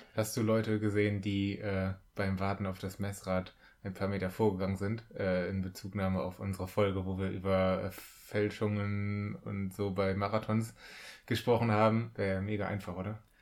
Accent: North Rhine-Westphalia, Germany; bei uns in NRW

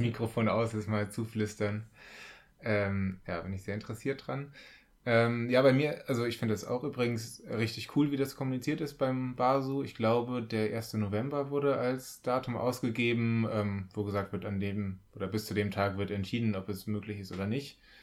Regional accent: North Rhine-Westphalia, Germany; bei uns in NRW

